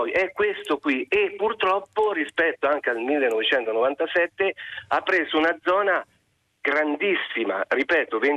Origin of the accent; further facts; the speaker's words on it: Perugia, Umbria, Italy; moved away; io sono, fra l'altro sono perugino.